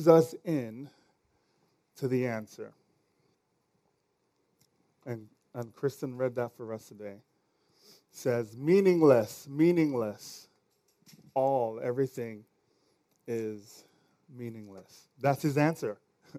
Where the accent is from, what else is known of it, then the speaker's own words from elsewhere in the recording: Nigeria; accent: Nigerian; my Nigerian accent.